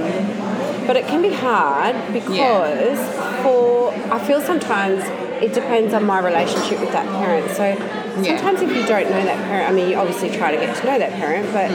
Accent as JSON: {"language": "English", "country": "Australia", "said": "I'm just Australian"}